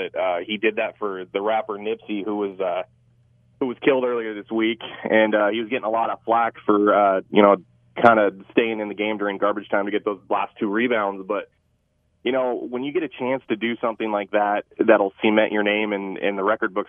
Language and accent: English; West Coast, United States; I'm from the West Coast